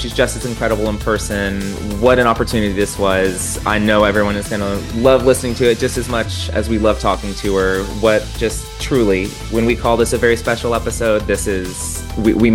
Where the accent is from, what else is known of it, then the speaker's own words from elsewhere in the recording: Texas, United States; I'm a Texan